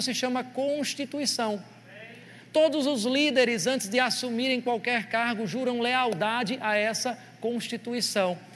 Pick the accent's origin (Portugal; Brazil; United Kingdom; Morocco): Brazil; como brasileiro